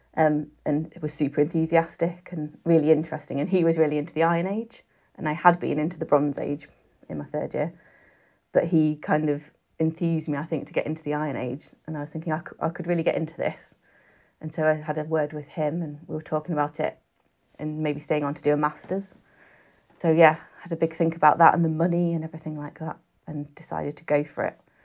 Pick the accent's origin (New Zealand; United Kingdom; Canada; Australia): United Kingdom; Cumbria, North West England; moved away as an adult; also born or lived in Reading; I grew up in Cumbria